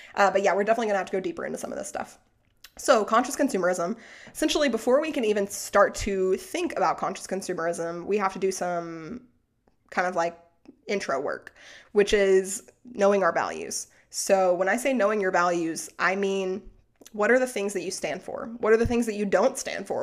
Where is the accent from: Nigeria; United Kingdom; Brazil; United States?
United States; Arkansas; moved away; I'm also from Arkansas, quick shout out. So, like, I grew up in a town with, like, thirty thousand people, but, like, four Walmarts